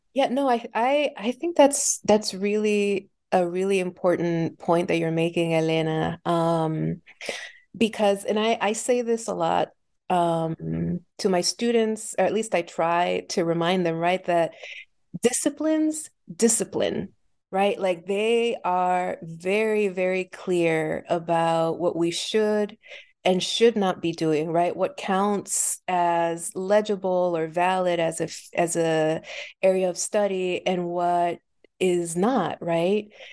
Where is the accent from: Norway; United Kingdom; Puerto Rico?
Puerto Rico; now in Philadelphia, United States; I was born and raised in Puerto Rico